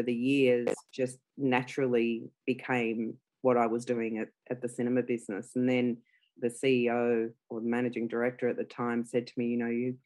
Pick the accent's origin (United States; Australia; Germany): Australia; English is a second language; also born or lived in Italy; I immigrated to Australia with my family when I was 5, so I'm a first generation Australian